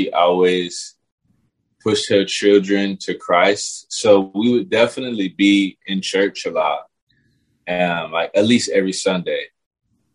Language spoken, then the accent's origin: English; Pasadena, California, United States; also born or lived in Los Angeles; I was raised in Pasadena, California